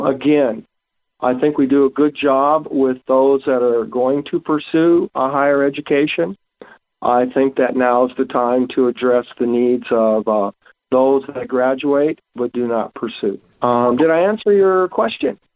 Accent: Pierre, South Dakota, United States; I grew up in Pierre.

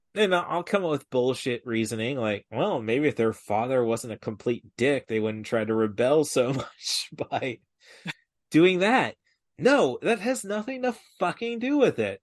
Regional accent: Peoria, Illinois, United States; I'm from Peoria, the biggest market for Bob and Tom

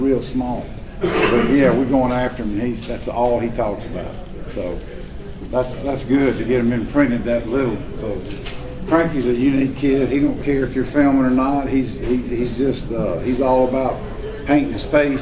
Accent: Homochitto National Forest, Mississippi, United States; I grew up hunting in the Homochitta National Forest

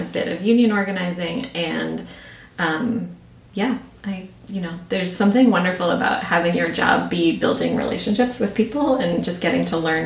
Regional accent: Pittsburgh, Pennsylvania, United States; I grew up in Pittsburgh

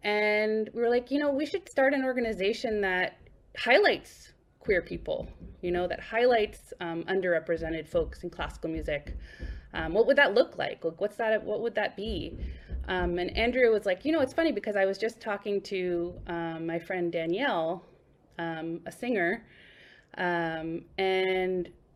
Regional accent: Boston, Massachusetts, United States; moved away as an adult; also born or lived in New York / Cleveland; now in Brooklyn, United States; I grew up in Boston, and I started playing cello in Boston when I was about 8 years old. I ended up in New York when I was like 18 years old

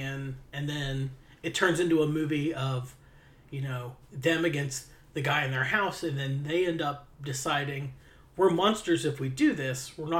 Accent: Appalachia, United States; I'm straight Appalachian.

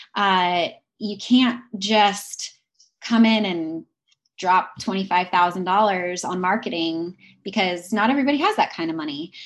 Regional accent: Pacific Northwest, United States; I am originally from the Pacific Northwest

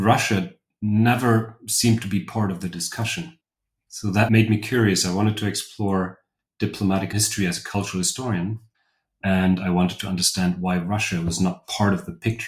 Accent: Germany; moved away as an adult; also born or lived in Rostock, Germany / Cambridge, United Kingdom / Oxford, United Kingdom / Istanbul, Turkey; now in Vienna, Austria; I'm from Germany originally

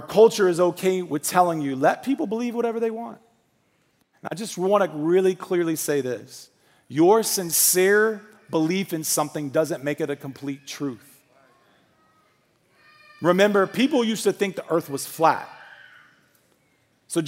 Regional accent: United States; I was born in America

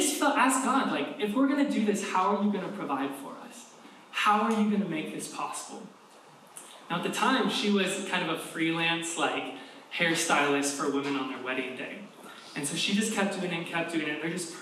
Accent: Kentucky, United States; accent: southern; moved away; I'm from Kentucky. My southern accent comes out a little bit more when I'm home.

